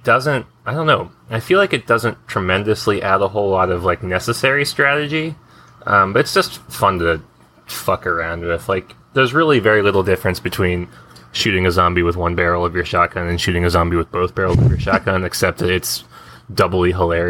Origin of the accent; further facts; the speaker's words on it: United States; I'm American